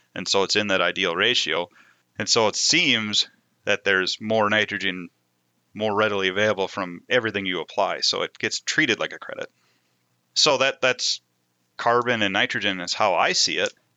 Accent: Moorhead, Minnesota, United States; also born or lived in Devils Lake area, North Dakota; I grew up in the Red River Valley, just outside of Fargo Moorhead on the Minnesota side

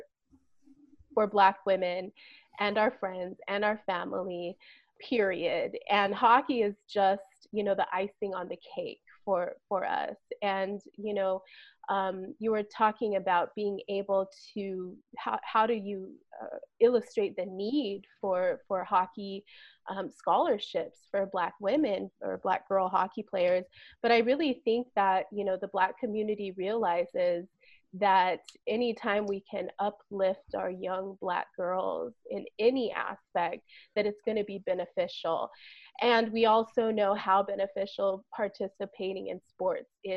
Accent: California, United States; I was from California

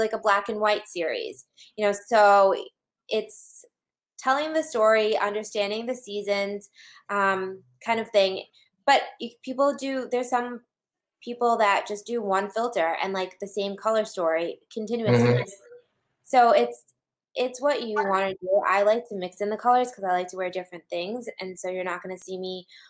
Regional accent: New England, United States; I'm from New England

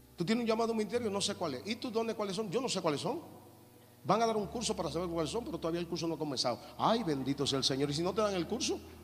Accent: Dominican Republic; yo vengo de República Dominicana con muchísimas limitaciones

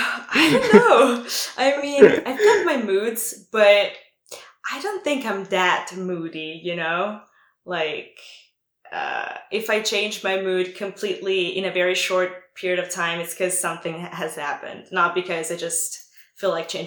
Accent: Italy; accent: Italian; English is a second language; My host dad actually told me that I shouldn't lose my Italian accent because, like, that's part of who I am because, like, I'm Italian.

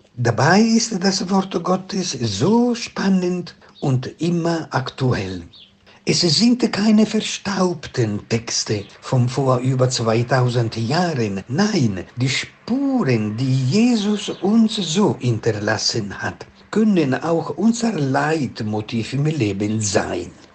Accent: Venice, Veneto, Italy; moved away as an adult; also born or lived in Naples, Italy; now in Ibbenbüren, Germany; Geboren wurde ich in Venedig und habe in Italien an der kirchlichen Universität in Neapel doziert

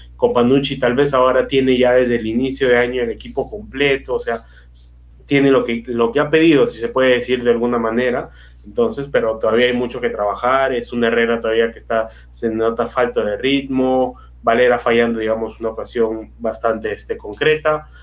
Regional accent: Peru; uno como peruano

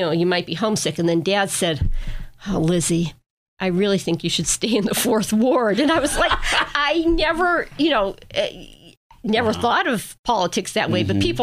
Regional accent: Erie, Pennsylvania, United States; moved away as an adult; also born or lived in Glens Falls, New York / Milwaukee / Battle Creek, Michigan / Fort Wayne, Indiana; I grew up on Lincoln Avenue. I live on Lincoln Avenue

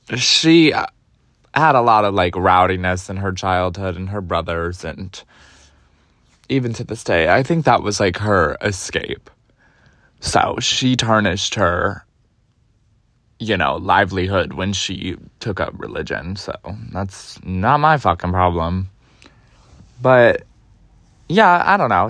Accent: Cleveland, Ohio, United States; now in New York, United States; I grew up in Cleveland, Ohio, the east suburbs of Cleveland

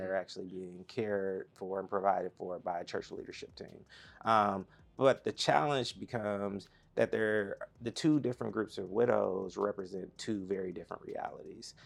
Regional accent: Atlanta, Georgia, United States; I'm from Atlanta

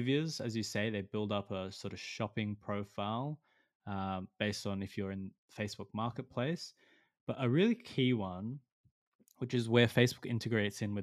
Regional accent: Australia; as an Australian

